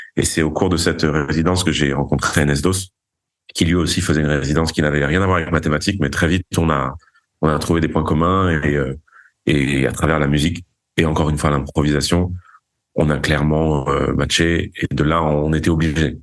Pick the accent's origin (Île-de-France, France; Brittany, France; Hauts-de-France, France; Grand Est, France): Île-de-France, France; Paris; also born or lived in Vigo, Galicia, Spain; Je suis né à Paris. J'ai grandi, enfin, ma mère est espagnole, donc j'ai grandi entre Vigo en Galice et Paris euh, en France.